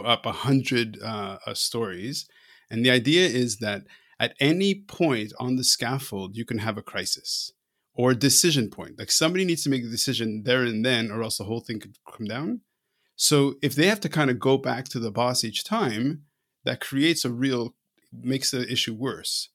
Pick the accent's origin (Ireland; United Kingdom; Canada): Canada; I'm Canadian